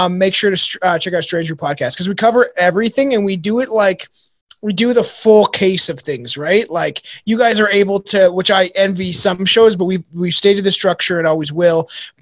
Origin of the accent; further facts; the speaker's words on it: Canada; I'm short and Canadian